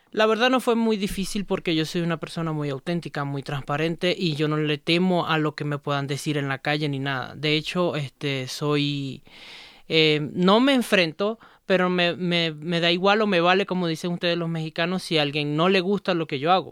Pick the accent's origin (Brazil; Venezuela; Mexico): Venezuela; Maracaibo, Zulia; now in Ecuador; De Venezuela, de Maracaibo, Estado Zulia